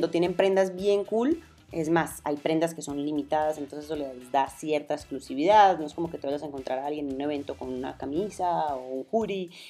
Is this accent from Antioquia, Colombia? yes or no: yes; Medellín, Antioquia, Colombia; accent: paisa; now in Mexico; Yo soy colombiana, si no lo saben, vivo en México. yo sé, ya perdí mi acento paisa porque además soy de Medellín